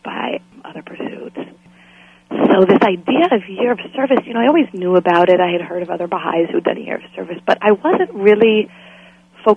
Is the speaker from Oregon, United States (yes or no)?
yes; Forest Grove, Oregon, United States; I was born in Forest Grove, Oregon, lived for a few years in my early childhood in a park, actually